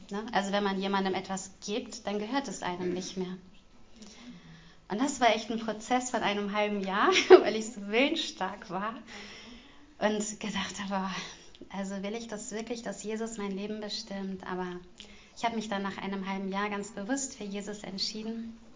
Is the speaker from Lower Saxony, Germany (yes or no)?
yes; Großburgwedel, Lower Saxony, Germany; Und also ich komme aus Großburg-Wedel.